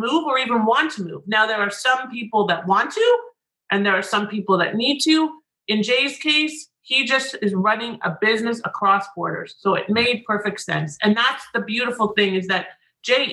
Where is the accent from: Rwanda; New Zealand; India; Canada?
Canada; now in United States; I'm Canadian